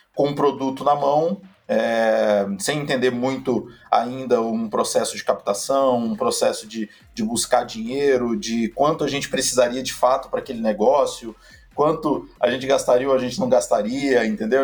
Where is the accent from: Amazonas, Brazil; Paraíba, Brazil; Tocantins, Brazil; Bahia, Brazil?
Tocantins, Brazil; Palmas; moved away as an adult; now in São Paulo, Brazil; Eu sou de Palmas, Tocantins